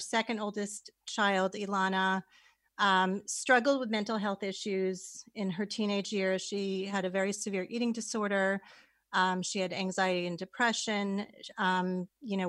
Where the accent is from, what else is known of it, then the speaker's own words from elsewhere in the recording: West Hartford, Connecticut, United States; I actually grew up in West Hartford, Connecticut